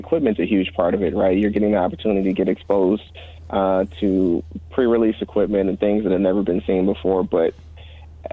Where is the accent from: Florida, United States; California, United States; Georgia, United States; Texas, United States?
California, United States; Sacramento; also born or lived in Sunnyvale / Oakland; I grew up in Sacramento, born and raised there, but used to live in Sunnyvale and Oakland